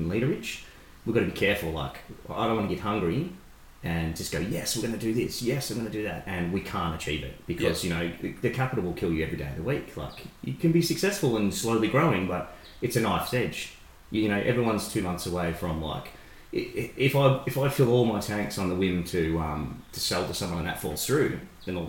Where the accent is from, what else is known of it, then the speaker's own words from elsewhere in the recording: Shepparton, Victoria, Australia; we're from Shep and we've grown up saying that there's nothing cooler, there's nothing to do here